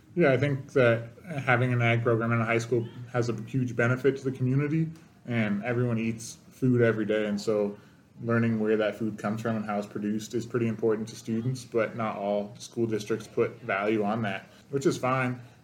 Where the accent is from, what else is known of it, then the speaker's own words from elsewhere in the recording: Salinas, California, United States; moved away as an adult; now in Montana, United States; I'm from California, Salinas, California. It's the vegetable capital of the world